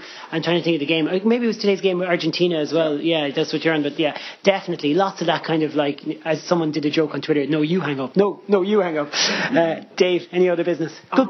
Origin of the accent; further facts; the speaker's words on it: Ireland; I'm an Irish cricket fan. I think most of this room are.